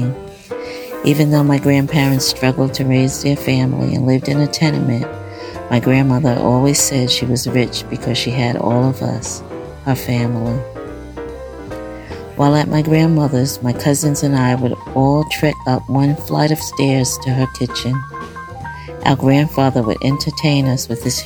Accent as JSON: {"language": "English", "town": "New York City", "region": "New York", "country": "United States", "tie": "born or raised there", "said": "Growing up in Brownsville, East New York, in our fifth-floor housing development apartment"}